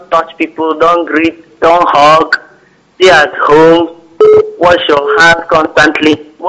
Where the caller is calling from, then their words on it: Nnewi, Anambra, Nigeria; I'm calling from Nnewi.